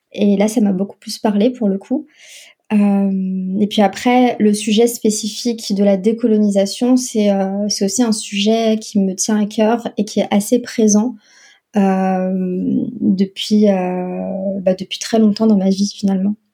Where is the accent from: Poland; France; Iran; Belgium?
France; also born or lived in North Africa; j'ai grandi euh, la majeure partie de, de, mon enfance et mon adolescence en France.